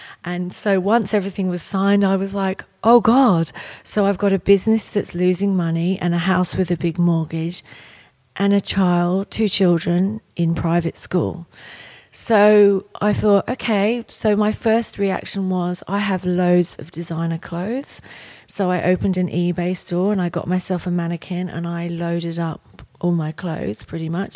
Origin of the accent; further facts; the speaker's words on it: England, United Kingdom; moved away; I'm from England, so my family are all over there.